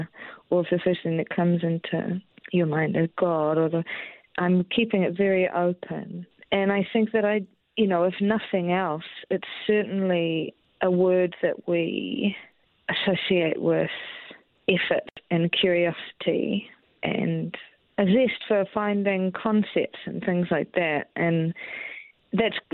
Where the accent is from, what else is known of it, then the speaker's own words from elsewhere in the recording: Christchurch, Canterbury, New Zealand; moved away; I'm from Christchurch